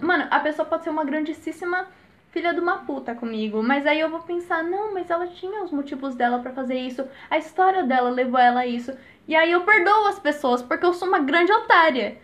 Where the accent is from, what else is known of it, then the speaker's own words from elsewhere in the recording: Jundiaí, São Paulo, Brazil; eu tenho 9 anos, sou de Jundiaí